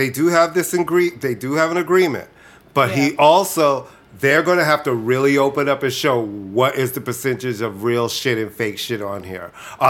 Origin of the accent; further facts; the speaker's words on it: New York City, New York, United States; I grew up in Queens